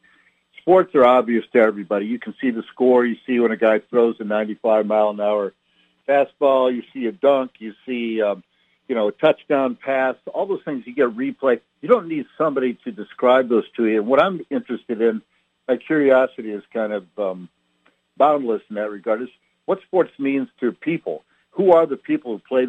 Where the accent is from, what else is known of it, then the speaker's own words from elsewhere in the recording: Peoria, Illinois, United States; I was born and raised in Peoria, Illinois